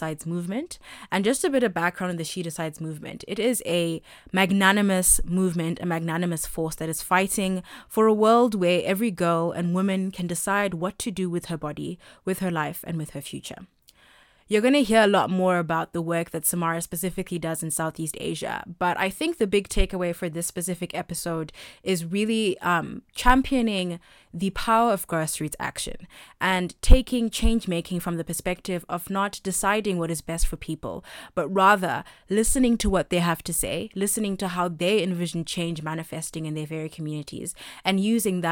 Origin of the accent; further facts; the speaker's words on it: Zimbabwe; also born or lived in India; my home country in Zimbabwe